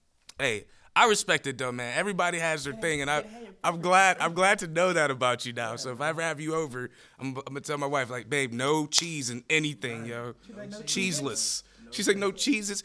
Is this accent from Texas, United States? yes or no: no; Buffalo, New York, United States; I'm from Buffalo too